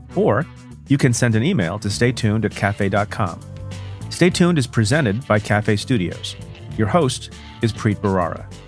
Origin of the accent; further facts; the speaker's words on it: Eatontown, New Jersey, United States; when we were little kids growing up in Eaton Town, New Jersey